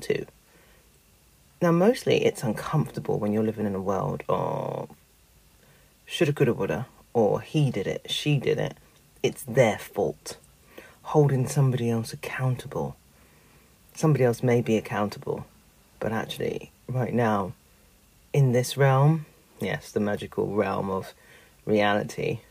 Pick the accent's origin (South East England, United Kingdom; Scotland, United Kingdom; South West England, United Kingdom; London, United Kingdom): London, United Kingdom; I grew up in Peckham. I went to Oliver Goldsmith School